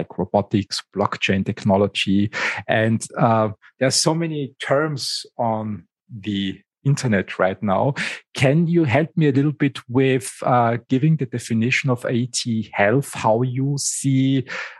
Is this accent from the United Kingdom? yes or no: no; Styria, Austria; I grew up in Styria